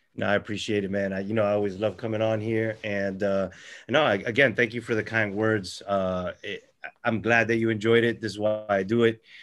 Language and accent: English; Florida, United States; I'm a local writer. I'm from Florida.